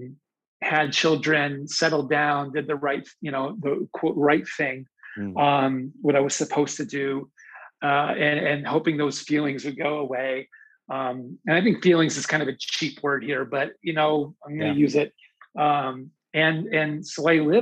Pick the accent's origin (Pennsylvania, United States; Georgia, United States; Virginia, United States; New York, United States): Pennsylvania, United States; I grew up in Pennsylvania